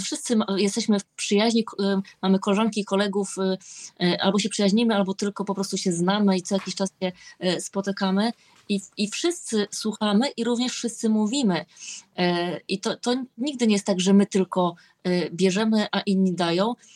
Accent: Olsztyn, Warmian-Masurian Voivodeship, Poland; jestem z Olsztyna

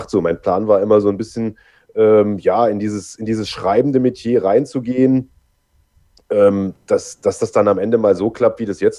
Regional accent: East Germany, Germany; ich komme ja irgendwie aus dem Osten und ich sage mal, das, das hörst du natürlich auch oder hat man damals noch extrem stark gehört und ich musste erstmal irgendwie eine Zeit lang dran arbeiten, äh, diesen Dialekt rauszukriegen

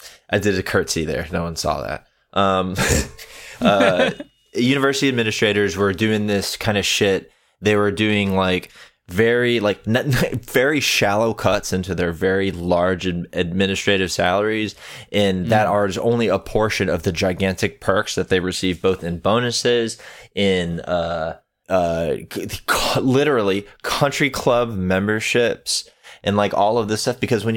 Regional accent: Texas, United States; I'm from Texas. We know. You told us.

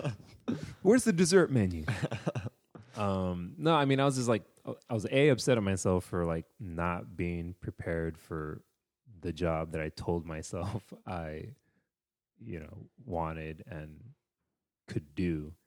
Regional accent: Texas, United States; Dude, it's because I'm from Texas.

